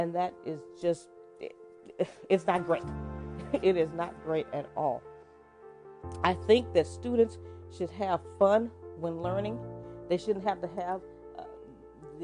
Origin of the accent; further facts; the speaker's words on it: Texas, United States; I am from Texas